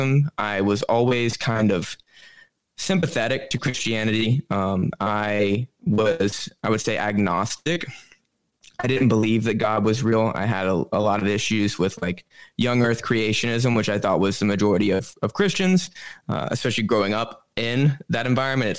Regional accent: Alabama, United States; moved away as an adult; also born or lived in Bronx, New York City; now in New York City, United States; I grew up in Alabama, so the middle of the Bible Belt

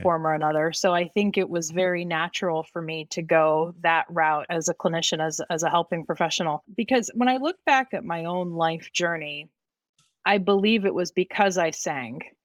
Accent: Youngstown, Ohio, United States; also born or lived in Bosnia; I'm from the Youngstown, Ohio area

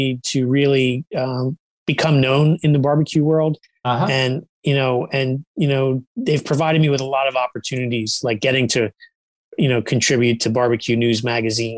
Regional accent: Long Branch, New Jersey, United States; now in New Egypt, United States; I grew up in Long Branch, which is next next to Red Bank

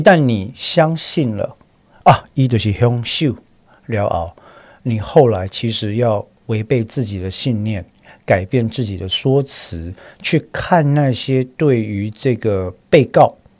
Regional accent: Taiwan; 我是台湾人嘛

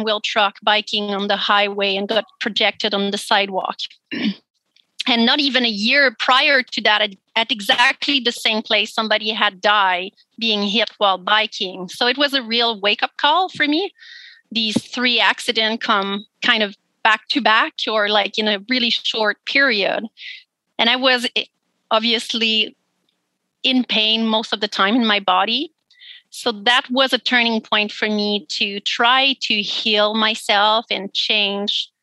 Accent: Quebec, Canada; English is a second language; moved away as an adult; now in Nanaimo, Canada; I grew up in Quebec and I moved here on Vancouver Island when I was 22

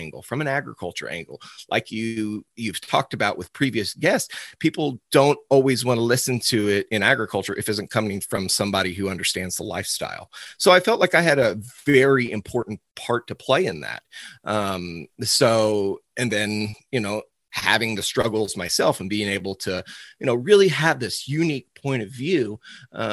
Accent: Cuba, Missouri, United States; I'm from Cuba, Missouri, just a little outside St. Louis. I was born and raised on my father's cow-calf operation.

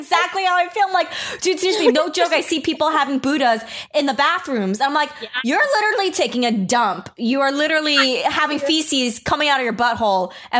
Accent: Long Island, New York, United States; also born or lived in Los Angeles; now in San Diego, United States; I'm from New York, and then I was most of my life raised in Long Island, New York

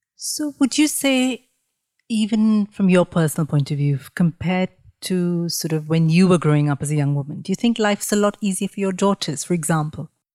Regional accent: Mumbai, Maharashtra, India; I grew up in Mumbai as a sort of very naive thirteen-year-old in a very traditional family in Mumbai

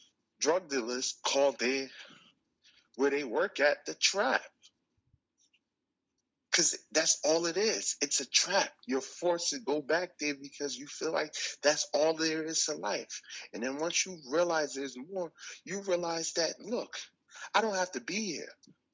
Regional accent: Newark, New Jersey, United States; Yes. I'm from Newark, New Jersey.

